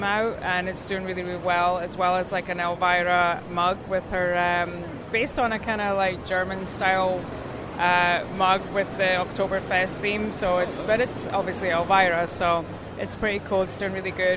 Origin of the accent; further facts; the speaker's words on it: Scotland, United Kingdom; moved away; I'm from Scotland, so I'm used to the cold weather